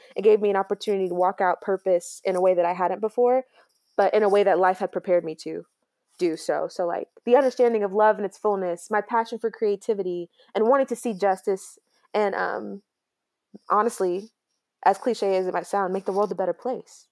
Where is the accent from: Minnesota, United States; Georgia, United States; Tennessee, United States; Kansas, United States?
Georgia, United States; Grayson; also born or lived in New York; we moved down to Georgia in tw-, two thousand three, and I've been here ever since. And so, I know nothing but the small town Georgia life.